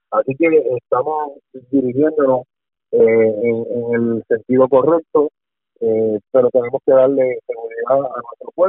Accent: Puerto Rico

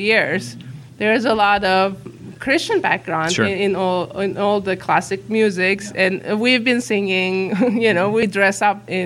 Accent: Uzbekistan; English is a second language; moved away; I was born in a country that doesn't exist. I was born in the Soviet Union.

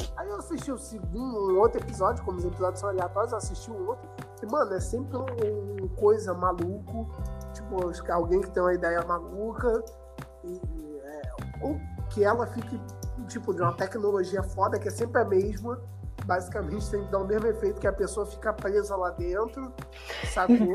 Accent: Brazil; eu sou brasileiro

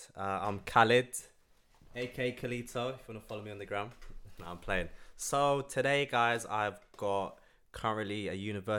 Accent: London, United Kingdom; As a Londoner

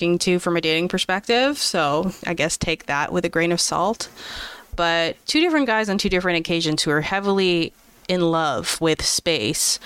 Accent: Canada; as a Canadian

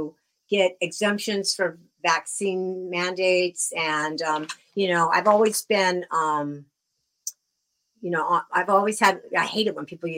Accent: Southern California, United States; now in Bristol, United States; I grew up in Southern California originally

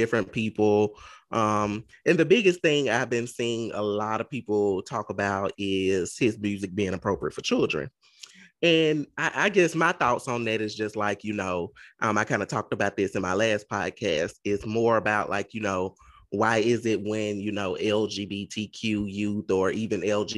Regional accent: Mississippi, United States; I'm from Mississippi

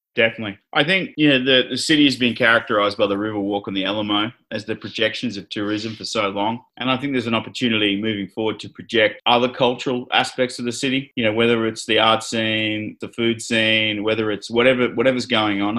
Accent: Australia; moved away as an adult; also born or lived in Brisbane, Australia / Sydney, Australia / New York, United States / Los Angeles, United States; now in San Antonio, United States; born and raised in Australia

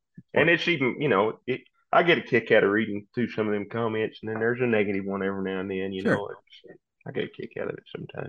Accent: New Mexico, United States; Well, I'm actually from New Mexico. So I'm about 20 miles from Texas.

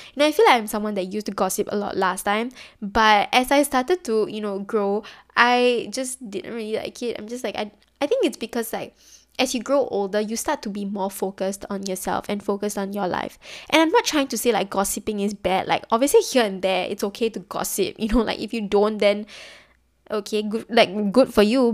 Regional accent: Singapore; especially being Singaporean

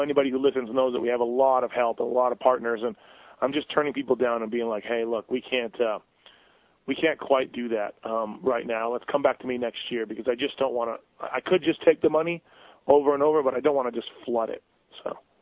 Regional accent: Canada; I'm from Canada, born and raised in Canada

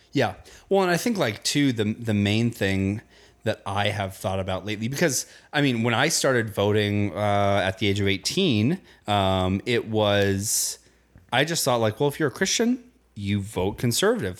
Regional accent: Indiana, United States; I grew up in Indiana.

